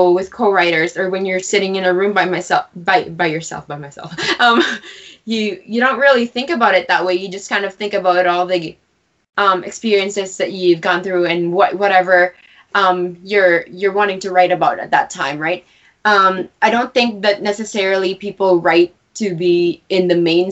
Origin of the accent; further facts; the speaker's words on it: Cremona, Alberta, Canada; moved away as an adult; also born or lived in Halifax, Nova Scotia; I grew up in Alberta, in Cremona, Alberta. And I moved out in Halifax, Nova Scotia for university